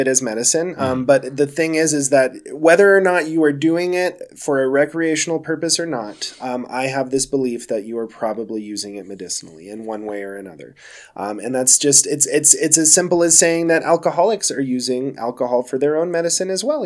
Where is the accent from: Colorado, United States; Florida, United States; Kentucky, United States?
Colorado, United States; Denver; I am a native, yeah, Sweet. born and raised here in Colorado